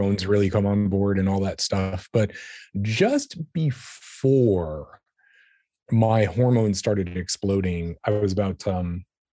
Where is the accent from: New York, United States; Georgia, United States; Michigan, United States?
New York, United States; New York City; I was a young human growing up in New York City